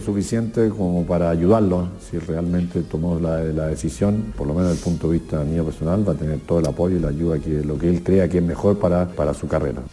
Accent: northern Córdoba, Andalusia, Spain; de mi tierra, del norte de Córdoba

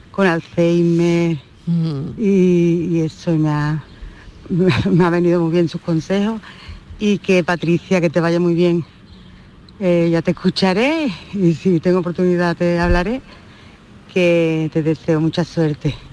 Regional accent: Cádiz, Andalusia, Spain; also born or lived in Seville; yo soy sevillana, pero mi otra tierra es Cádiz, tengo a mi hija allí viviendo y me crié allí

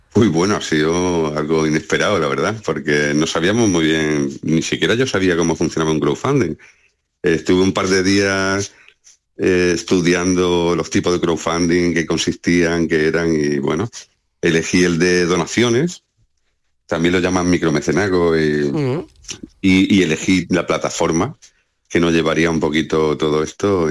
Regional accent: Cardeña, Andalusia, Spain; now in Jerez de la Frontera, Spain; en Cardeña, que es mi pueblo

